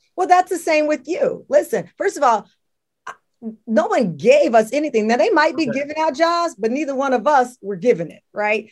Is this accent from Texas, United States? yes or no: yes; Luling, Texas, United States; growing up in Luling, Texas